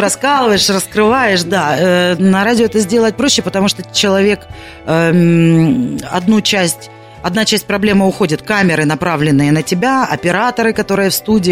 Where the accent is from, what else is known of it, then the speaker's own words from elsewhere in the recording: Kalmykia, Russia; now in Krasnodar, Russia; родилась я в Калмыкии